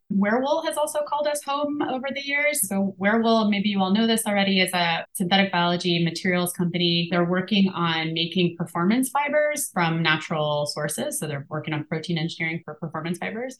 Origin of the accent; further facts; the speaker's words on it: Appalachia, United States; moved away; also born or lived in St. Louis; I grew up in Appalachia